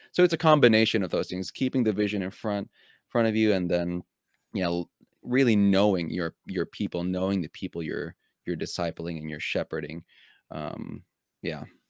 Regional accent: United States; also born or lived in Philippines; I came from another country, but even when I went home back to the Philippines, I was also seen as a little bit of an outsider because I, I w, I was growing up in America

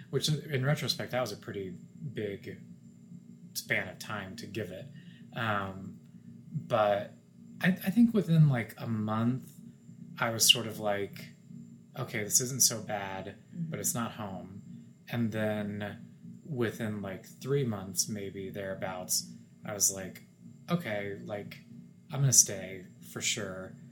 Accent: Wichita, Kansas, United States; my fiance is from fort worth and I'm from Wichita, it's great because we're from similar parts of the country

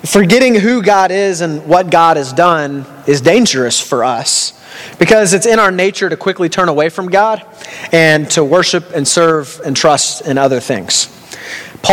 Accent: Texas, United States; now in Canada; in America, I'm from Texas

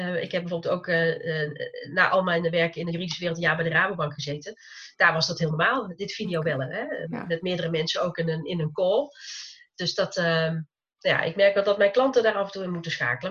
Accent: North Brabant, Netherlands; accent: zachte G (soft G); ik woon in Brabant, zoals je misschien ongetwijfeld aan mijn zachte G hoort

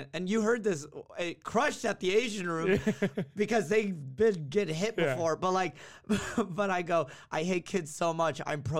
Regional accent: Yemen; I'll just be like, I'm from Yemen, and this is that.

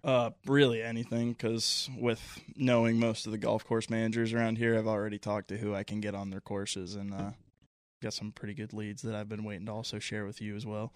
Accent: Cincinnati, Ohio, United States; also born or lived in Cleveland, Ohio; born and raised in Ohio, from Cleveland, raised in Cincinnati most of my life, but still a Lake Erie guy through and through

